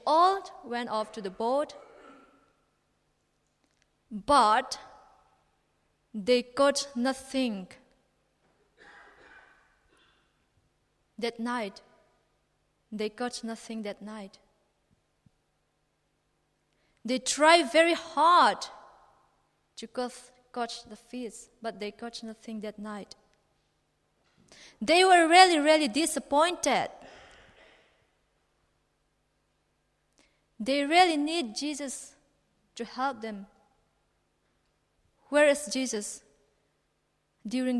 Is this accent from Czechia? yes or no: no; Mizoram, India; moved away as an adult; now in Suffolk, United Kingdom; my family back at home, Mizoram, Baptist Church of Mizoram